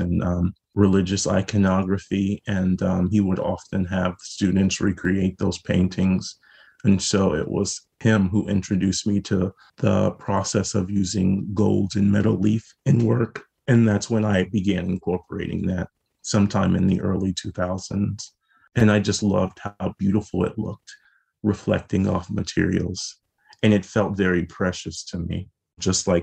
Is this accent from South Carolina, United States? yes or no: yes; South Carolina, United States; now in Baltimore, United States; growing up in South Carolina